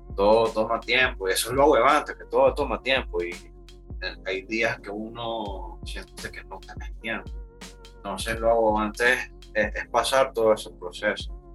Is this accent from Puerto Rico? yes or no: no; Managua, Nicaragua; Soy de Managua.